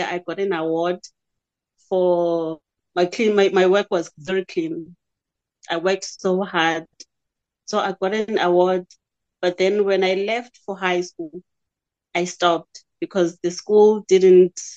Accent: Libode, Eastern Cape, South Africa; also born or lived in Ngqeleni area (birthplace, Gombo); now in Cradock, South Africa; I've been there forever in Libode.

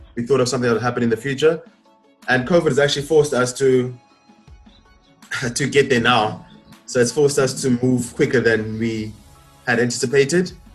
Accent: Port Elizabeth, Eastern Cape, South Africa; I'm born and raised in Port Elizabeth.

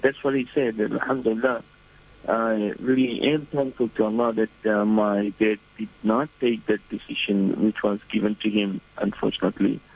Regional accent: Fiji; moved away as an adult; also born or lived in Medina, Saudi Arabia; now in New Zealand; I'm originally from Fiji Island, and um, uh, at present I live in New Zealand

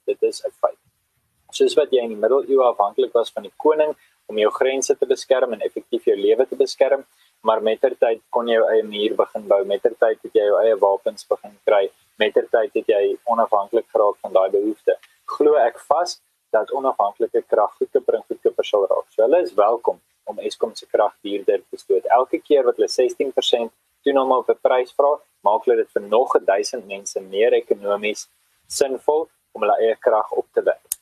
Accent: South Africa; As Suid-Afrikaners

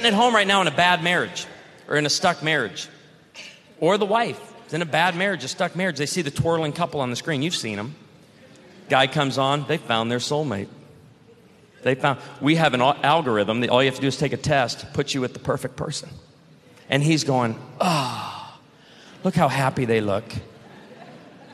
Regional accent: Illinois, United States; born or raised there

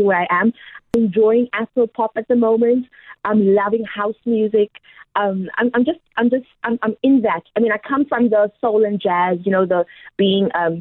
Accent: Gqeberha, Eastern Cape, South Africa; moved away as an adult; also born or lived in Pretoria; now in Johannesburg, South Africa; I grew up in Boysens Park, moved to the Burbs

